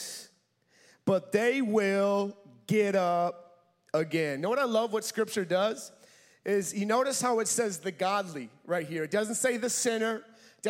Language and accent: English; Minnesota, United States; I'm from Minnesota.